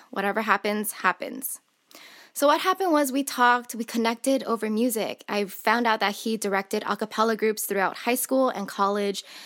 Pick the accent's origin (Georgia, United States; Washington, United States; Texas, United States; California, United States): California, United States; Southern; I'm born and raised in Southern California